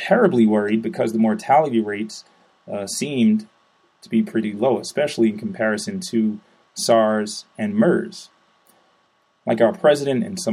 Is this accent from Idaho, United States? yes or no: no; New York City, New York, United States; I'm from New York.